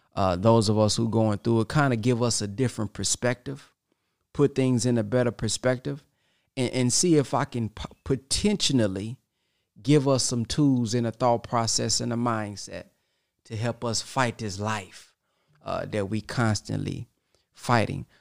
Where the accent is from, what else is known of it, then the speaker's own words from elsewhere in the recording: Texas, United States; I'm from Texas